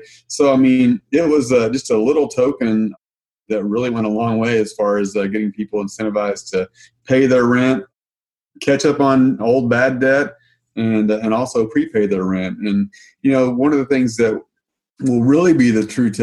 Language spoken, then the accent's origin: English; Arkansas, United States; moved away as an adult; now in Missouri, United States; I'm from Arkansas. I grew up, born and raised in Arkansas, and then moved to Missouri about 16 years ago